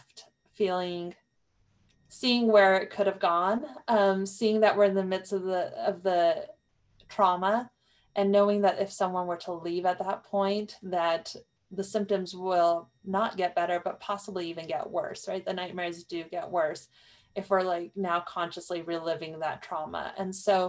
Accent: New Mexico, United States; growing up in New Mexico

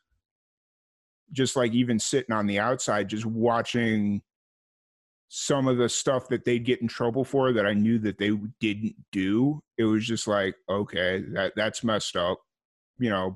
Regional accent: Chicago Heights, Illinois, United States; I grew up in this area called Chicago Heights, which is like, it's a working class community

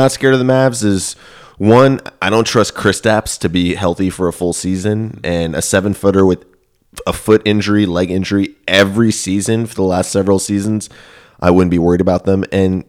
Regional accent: Houston, Texas, United States

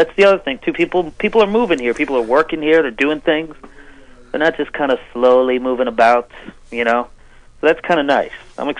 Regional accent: New England, United States; now in Los Angeles, United States; I live in Los Angeles, but I was born and raised in New England

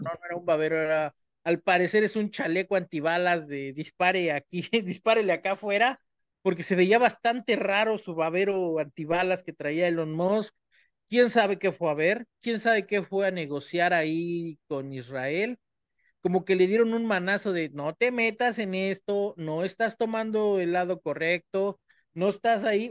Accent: Mexico; nosotros los mexicanos usamos esa carta. Si alguien sabe de usar esa carta, somos los mexicanos

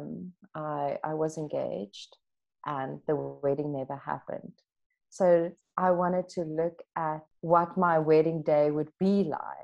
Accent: Standerton, Mpumalanga, South Africa; moved away as an adult; also born or lived in Stellenbosch; now in Cape Town, South Africa; I grew up in a little dorpie in Standerton, Mpumalanga

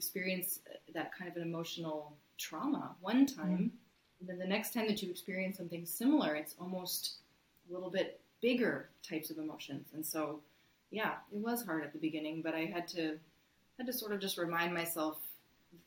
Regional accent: United States; moved away as an adult; also born or lived in Syracuse, New York; now in Ottawa, Canada

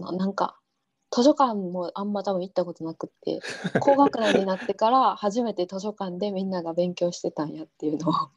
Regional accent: Osaka, Japan; moved away as an adult; now in Jordan; 大阪大阪出身。

